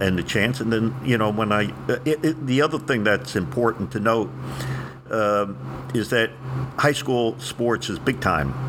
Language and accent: English; New Jersey, United States; moved away as an adult; also born or lived in Indianapolis; I'm from Jersey